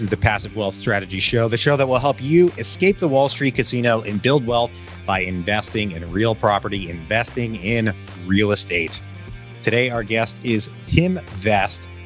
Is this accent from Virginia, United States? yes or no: yes; Richmond, Virginia, United States; moved away; my hometown of Richmond, Virginia